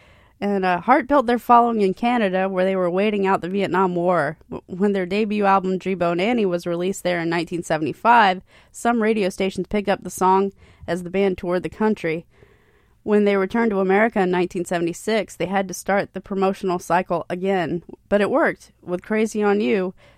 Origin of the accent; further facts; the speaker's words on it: Hilton Head Island, South Carolina, United States; also born or lived in Bluffton, South Carolina; growing up on Hilton Head